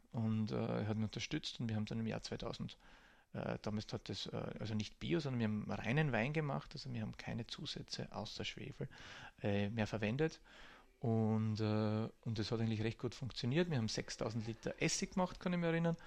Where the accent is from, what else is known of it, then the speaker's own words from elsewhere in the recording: Burgenland, Austria; moved away as an adult; also born or lived in Hungary; als Burgenländer an der Grenze aufgewachsen